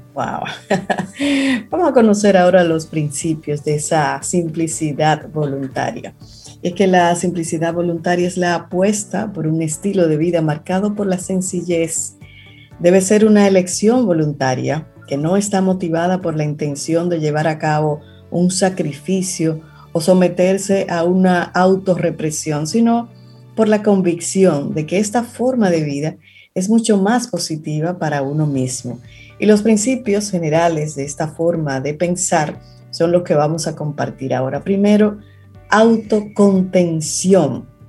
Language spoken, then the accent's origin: Spanish; Cibao, Dominican Republic; tú y yo que somos cibaeños